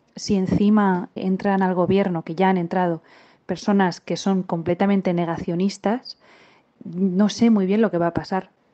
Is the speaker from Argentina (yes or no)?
no; Valladolid, Castile and León, Spain; moved away as an adult; now in Lisbon, Portugal; soy de Valladolid, pero resido en Lisboa, en Portugal.